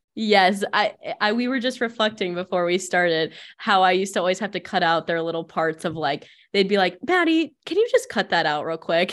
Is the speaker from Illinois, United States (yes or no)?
no; Findlay, Ohio, United States; born or raised there